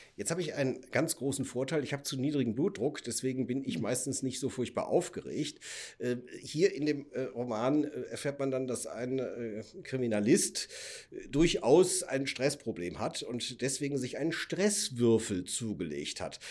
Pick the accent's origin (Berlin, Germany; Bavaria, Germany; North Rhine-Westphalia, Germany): North Rhine-Westphalia, Germany; Cologne; ich komme aus Köln